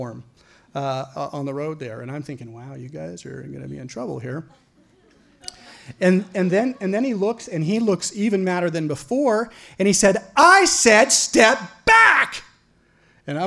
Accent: Caldwell, Idaho, United States; moved away as an adult; also born or lived in Oregon; I'm from a small town. I'm from Caldwell, Idaho

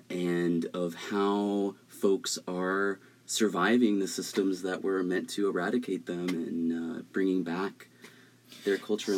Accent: the Bay Area, California, United States; born and raised in the Bay

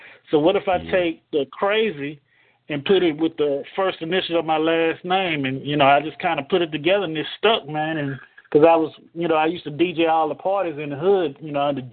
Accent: Houston, Texas, United States; also born or lived in Dallas, Texas; I was born in Dallas, but I was H-Town bred, you know what I'm saying? I grew up in the same neighborhood that … grew up in, over in Ridgemont on the south side of Houston

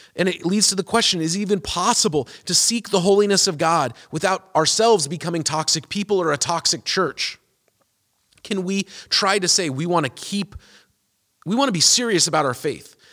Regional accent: United States; America is the country I was born in and it's the place I have my citizenship

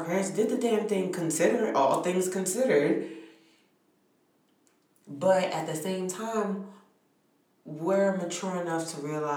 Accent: New York City, New York, United States; I'm from New York City. I'm from Brooklyn

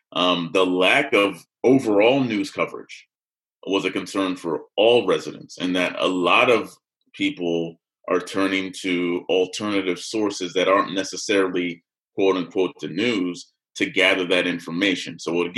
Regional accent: Chambersburg, Pennsylvania, United States; born or raised there

